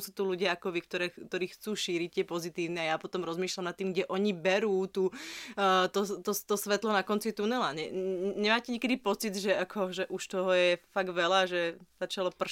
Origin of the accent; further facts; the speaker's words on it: Lučenec, Banská Bystrica Region, Slovakia; Ja pochádzam z Lučenca.